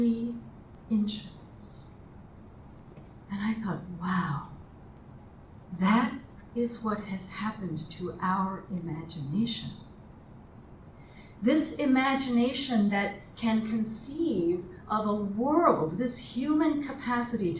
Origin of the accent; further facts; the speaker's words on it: Colorado, United States; moved away; I'm from Colorado